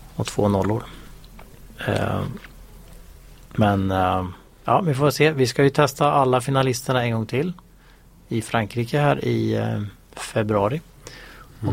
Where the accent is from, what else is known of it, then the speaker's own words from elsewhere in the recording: Sweden; som svensk